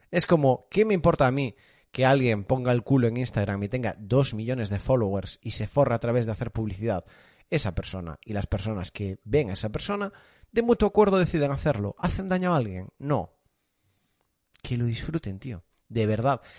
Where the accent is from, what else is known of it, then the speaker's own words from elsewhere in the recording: Galicia, Spain; born there; Nací en Rías Baixas